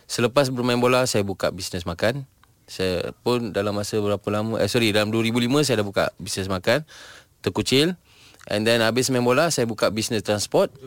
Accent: Malaysia; pula mungkin saya ni daripada Malaysia mungkin dari segi ranking dunia

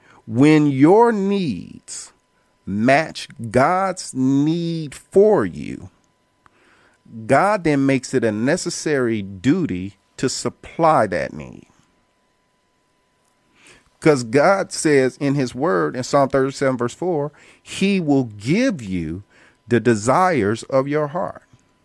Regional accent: Indianapolis, Indiana, United States; now in Atlanta, United States; And I came here in Atlanta from Indianapolis, Indiana, college on my mind, with the strict goal and focus of transitioning to law school to get my law degree to practice law.

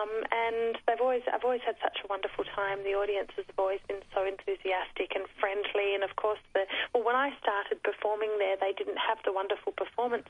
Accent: Australia; being Australian

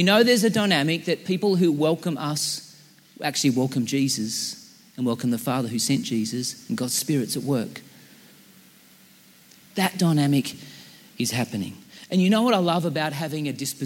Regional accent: Central Coast, New South Wales, Australia; we're from the Central Coast

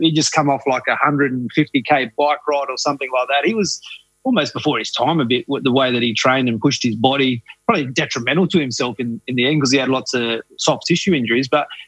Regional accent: Katherine, Northern Territory, Australia; when I grew up in Katherine

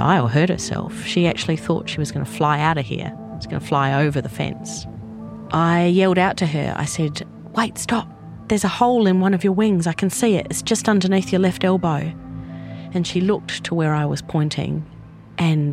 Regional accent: Australia; moved away as an adult; now in New Zealand; I was born in Australia and moved to New Zealand with my Kiwi husband when our son was about three

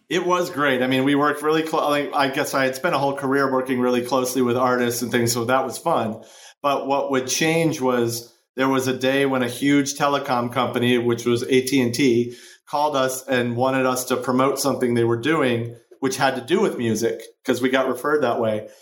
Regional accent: Chicago, Illinois, United States; now in Los Angeles, United States; I grew up in Chicago

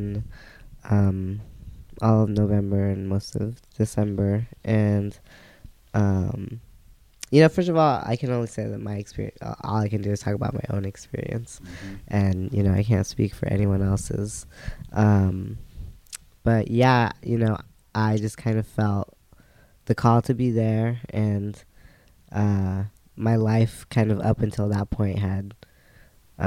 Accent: Bay Area, California, United States; now in Seattle, United States; I'm from Occupied Ohlone Land, also known as the Bay Area, California. Now here in Seattle, Duwamish Land

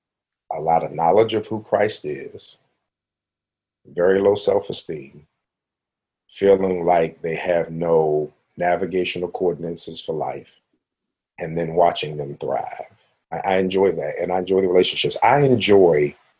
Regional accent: Baltimore, Maryland, United States; moved away as an adult; also born or lived in Western Pennsylvania; now in Pittsburgh, United States; I was from Baltimore, living in Western Pennsylvania

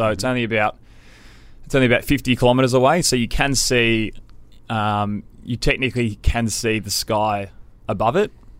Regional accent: Sydney, New South Wales, Australia; and I grew up in Sydney, yeah.

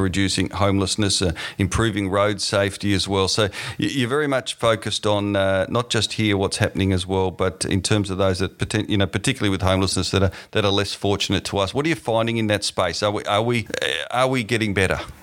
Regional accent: Tasmania, Australia; moved away; my home state in Tasmania

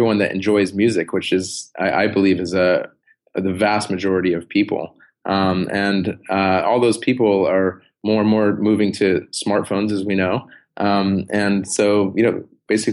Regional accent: San Diego, California, United States; I grew up in San Diego, so surfing was a big part of my life

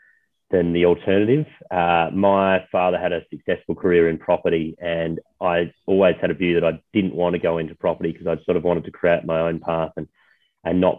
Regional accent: Adelaide, South Australia, Australia; now in Sydney, Australia; born and bred in Adelaide

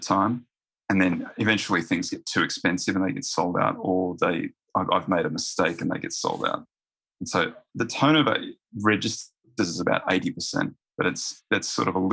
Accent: Roma, Queensland, Australia; moved away as an adult; also born or lived in Brisbane; Roma in Western Queensland, and then UQ.

